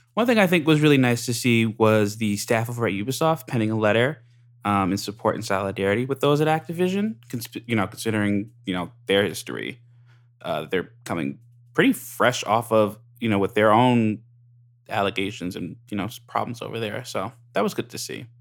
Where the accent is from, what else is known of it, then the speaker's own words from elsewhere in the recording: United States; I'm American